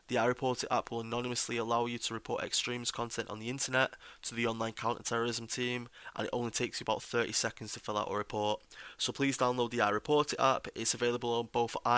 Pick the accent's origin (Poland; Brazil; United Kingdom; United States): United Kingdom; me myself as a British patriot